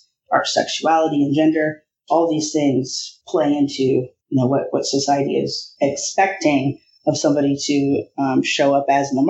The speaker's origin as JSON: {"language": "English", "region": "Iowa", "country": "United States", "tie": "born or raised there", "said": "I grew up in Iowa"}